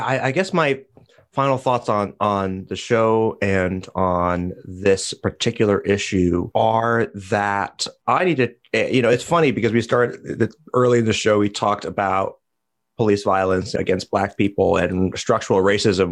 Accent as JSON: {"language": "English", "country": "United States", "said": "as an American"}